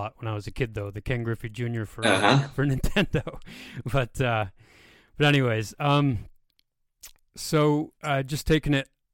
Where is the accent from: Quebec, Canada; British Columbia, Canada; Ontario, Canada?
Quebec, Canada; near Montreal; I grew up near Montreal